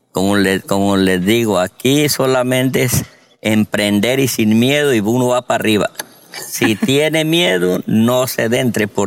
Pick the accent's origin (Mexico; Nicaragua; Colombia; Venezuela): Colombia; moved away as an adult; now in Georgia, United States; Me vine de Colombia con 100 dólares.